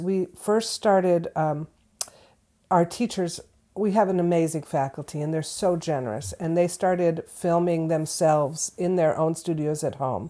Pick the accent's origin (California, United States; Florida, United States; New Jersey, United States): California, United States; Southern; moved away as an adult; now in Florence, Massachusetts, United States; I'm originally from Southern California, so this is a long way from where I was born